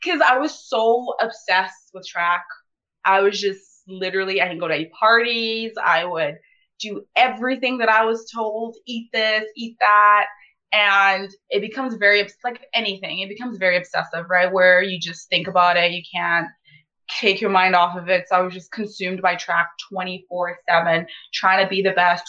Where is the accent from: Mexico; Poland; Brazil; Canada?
Canada; Ponoka, Alberta; English is a second language; moved away as an adult; also born or lived in Sierra Leone; I grew up in Pinoca, and I know I left and went to university elsewhere, but like, I've always been a Pinoca girl